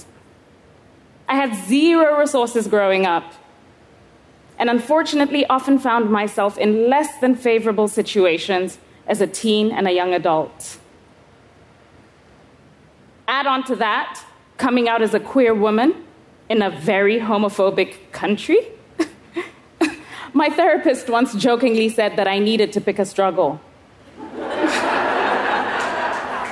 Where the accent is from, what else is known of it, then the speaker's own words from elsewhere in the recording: Kenya; I was 11 years old, growing up in Kenya.